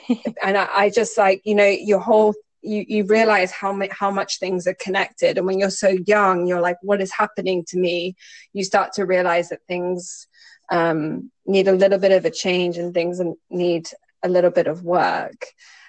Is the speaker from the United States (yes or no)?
no; Singapore; I grew up in Singapore.